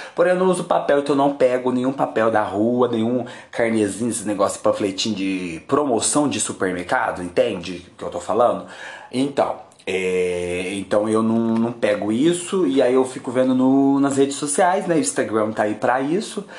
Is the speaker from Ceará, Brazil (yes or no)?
no; Uberaba, Minas Gerais, Brazil; moved away as an adult; also born or lived in São José do Rio Preto; Quando eu voltei a morar em Uberaba, minha terra natal, depois de anos fora